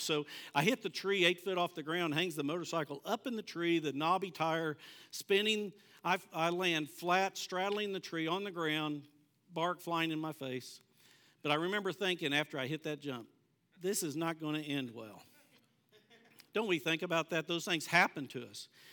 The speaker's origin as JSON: {"language": "English", "town": "Bartlesville", "region": "Oklahoma", "country": "United States", "tie": "born or raised there", "said": "I grew up in Bartlesville"}